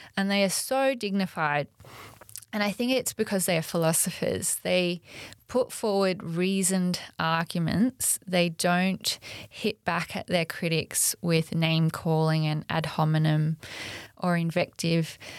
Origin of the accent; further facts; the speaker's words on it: Australia; we're Australian